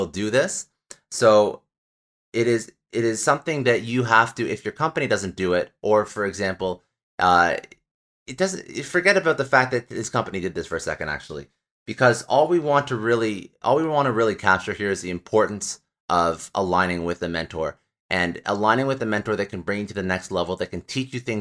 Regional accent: Canada; I'm Canadian

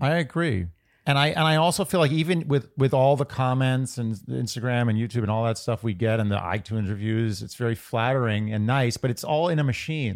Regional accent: New York, United States; I'm just from New York

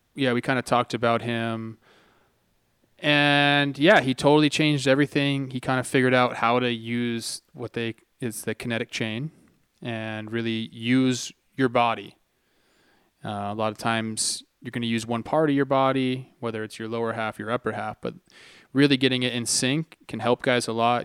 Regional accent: Santa Clarita, California, United States; where I grew up, it's called the Santa Clarita Valley

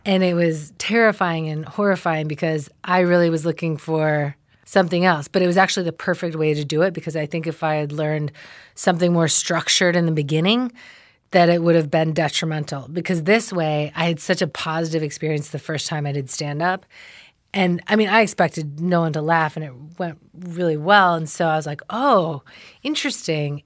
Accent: Ann Arbor, Michigan, United States; I'm from Ann Arbor, Michigan

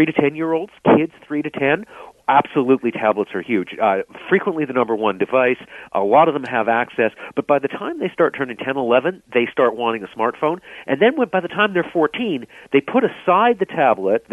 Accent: Vancouver, British Columbia, Canada; Growing up in Vancouver

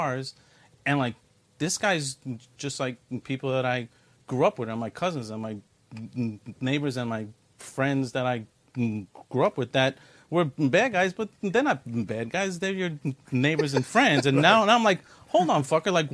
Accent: New York City, New York, United States; I was born and bred in New York City, and I was raised in Brooklyn, New York, not too far from here, in the 7-5 precinct in the East New York, Cypress Hills area

